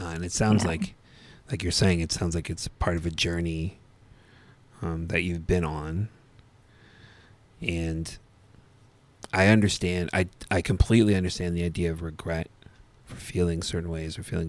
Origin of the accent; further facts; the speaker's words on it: Etobicoke, Ontario, Canada; I grew up in Etobicoke, just outside of Toronto.